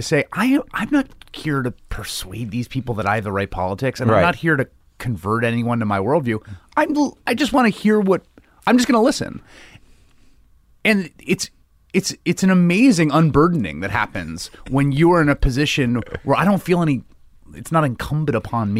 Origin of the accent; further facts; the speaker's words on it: New York City, New York, United States; I grew up in the Bronx.